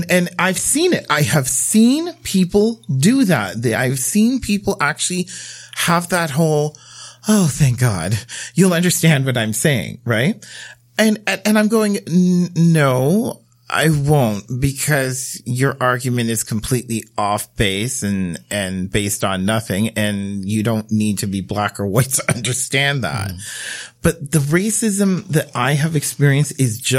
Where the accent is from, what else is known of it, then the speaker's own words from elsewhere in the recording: Bermuda; now in Canada; I grew up in Bermuda